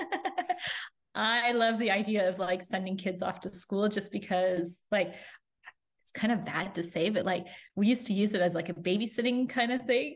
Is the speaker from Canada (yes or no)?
yes; Canada; moved away; also born or lived in Florida; we're originally from Canada and we moved to Florida.